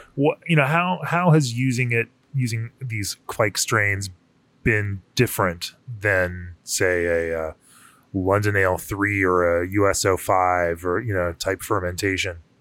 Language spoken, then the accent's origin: English; Florida, United States; I grew up in Florida